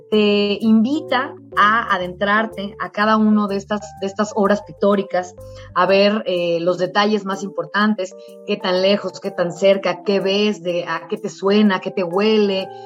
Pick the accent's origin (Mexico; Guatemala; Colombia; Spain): Mexico; cómo nos fuimos consolidando como ciudadanos mexicanos a partir del mestizaje que se dio con los españoles.